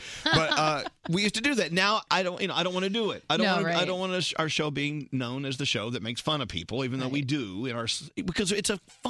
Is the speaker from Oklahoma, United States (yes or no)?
no; Texas, United States; also born or lived in New York; I'm from Texas.